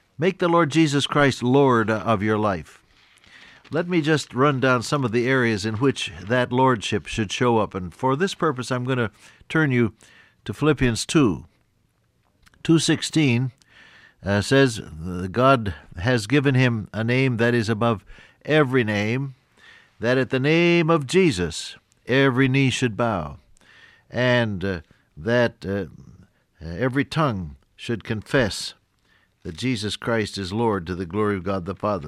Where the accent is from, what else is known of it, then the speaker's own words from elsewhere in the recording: Ohio, United States; moved away; When I was a little boy growing up on the Ohio farm, living with my aunt and uncle